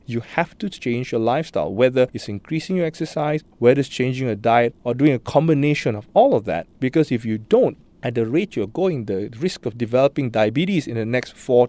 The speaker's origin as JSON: {"language": "English", "country": "Singapore", "said": "I know I was joking about Singaporean being a risk factor, but I think our lifestyles and all that predispose the dev"}